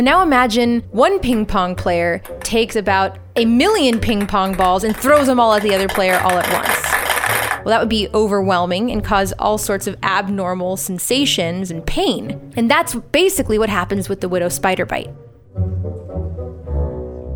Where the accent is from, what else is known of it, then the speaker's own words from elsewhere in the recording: Southern California, United States; the area where I grew up in Southern California